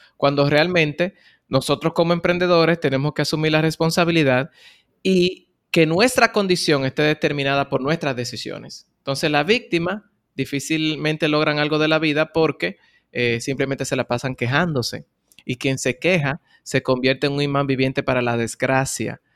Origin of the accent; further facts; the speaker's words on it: Bonao, Monseñor Nouel, Dominican Republic; now in Santo Domingo, Dominican Republic; Yo soy oriundo de Bonao, una ciudad en el centro de la República Dominicana